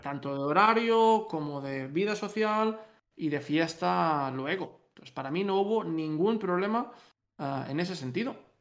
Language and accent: Spanish; Spain; moved away as an adult; now in Netherlands